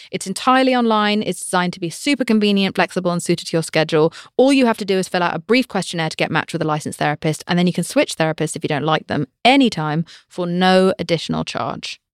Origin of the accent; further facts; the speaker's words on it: United Kingdom; I'm British